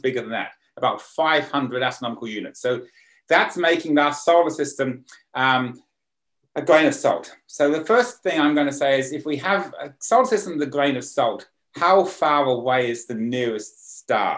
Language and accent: English; Sydney, New South Wales, Australia; now in County Armagh, United Kingdom; urban Sydney, because that's sort of my hometown